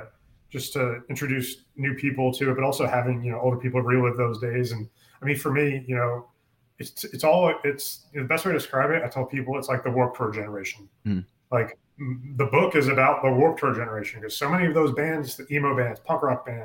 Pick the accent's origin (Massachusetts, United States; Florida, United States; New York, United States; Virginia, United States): New York, United States; also born or lived in Pennsylvania; now in Texas, United States; originally from New York, and we're moving from New York to Texas. In between, I lived in Pennsylvania for about a year.